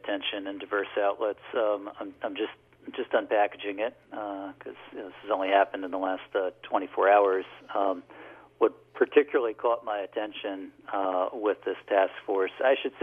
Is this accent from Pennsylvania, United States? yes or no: yes; Lehigh County, Pennsylvania, United States; I grew up in Lehigh County